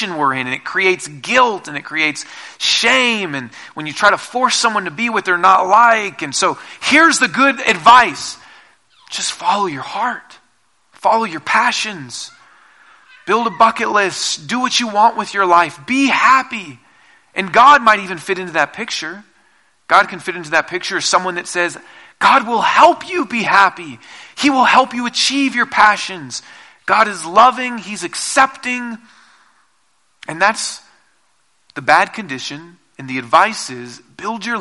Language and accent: English; Seattle, Washington, United States; now in Colorado, United States; I'm from Seattle originally, and we don't have tornadoes there